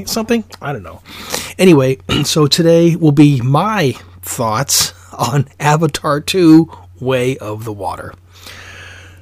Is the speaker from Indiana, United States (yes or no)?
no; Alaska, United States; I'm from Alaska